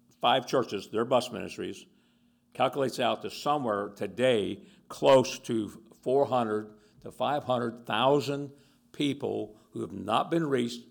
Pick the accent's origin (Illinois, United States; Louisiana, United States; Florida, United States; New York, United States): Florida, United States; Tampa; Tampa, Florida. I grew up in Tampa